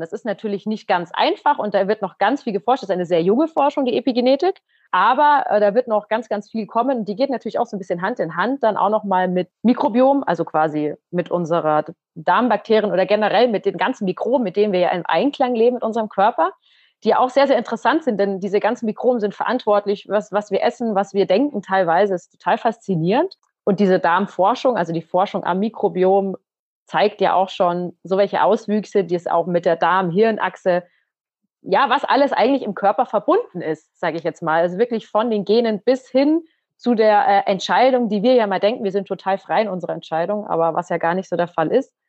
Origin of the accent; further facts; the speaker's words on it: Munich, Bavaria, Germany; aus unserer Heimatstadt. Wir kommen ja beide aus dem Umkreis, also aus dem Norden Münchens